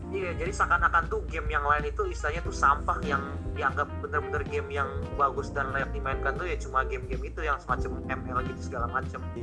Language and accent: Indonesian; Indonesia; kita kan dari Indonesia